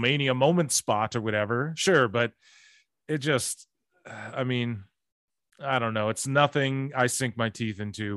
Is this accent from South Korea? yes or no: no; Canada; I'm Canadian